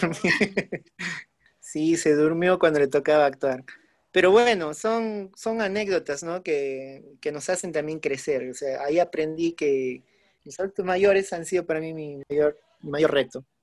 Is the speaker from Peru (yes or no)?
yes; Huánuco, Peru; moved away; Ahora estoy justo eh, por mi ciudad natal, estoy por Huánuco